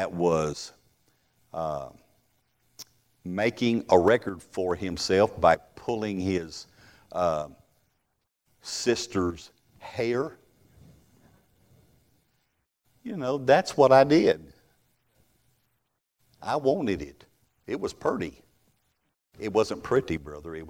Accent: Texas, United States; I'm from the South. Could y'all tell? I'm from Texas.

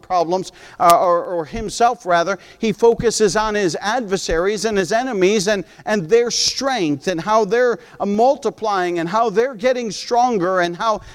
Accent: United States; moved away as an adult; also born or lived in Cajamarca, Peru; I'm American, and I have 6 kids, and we're still here

